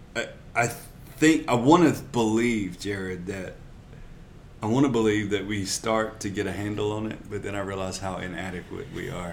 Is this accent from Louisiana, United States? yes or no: yes; Louisiana, United States; moved away as an adult; now in San Antonio, United States; I'm from Louisiana, down south